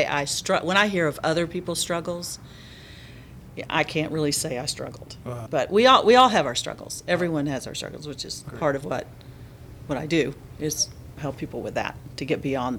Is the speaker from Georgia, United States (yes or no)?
yes; Decatur, Georgia, United States; also born or lived in Atlanta, Georgia; I was born in Atlanta, but I grew up in Decatur.